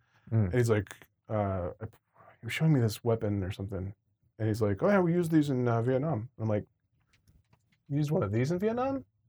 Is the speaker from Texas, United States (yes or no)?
no; New York, United States; You know, we're growing up in New York on the streets.